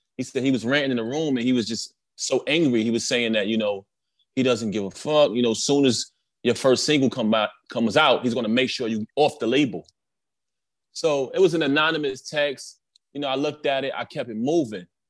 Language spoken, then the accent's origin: English; New York City, New York, United States; I grew up in Brooklyn